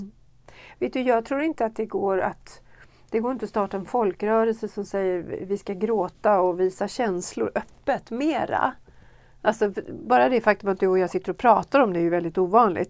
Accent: Sweden; i de kyrkor jag har varit här hemma i Sverige

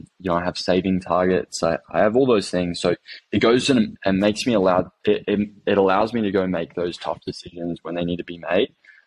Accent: Phuket, Thailand; also born or lived in Cambodia; I grew up over in Asia, and I was born in Thailand, lived in Cambodia for 5 years, and Phuket, which most of you guys know is probably a holiday destination, for 10 years after that.

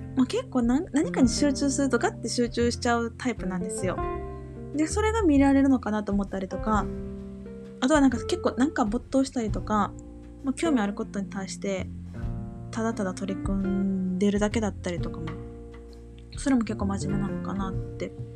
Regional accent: Kansai, Japan; 生まれも育ちも関西なんですけど

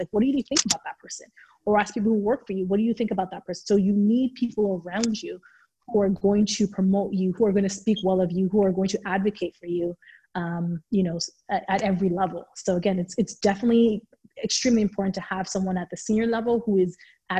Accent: Nigeria; moved away; growing up in Nigeria

